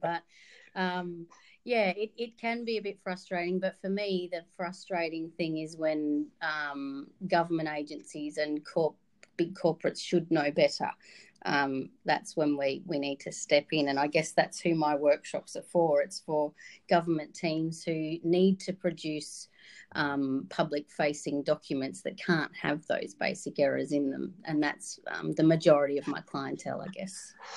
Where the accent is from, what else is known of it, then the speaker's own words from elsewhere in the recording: Wodonga, Victoria, Australia; moved away as an adult; now in Darwin, Australia; I grew up in Wodonga on the Victorian side of the border.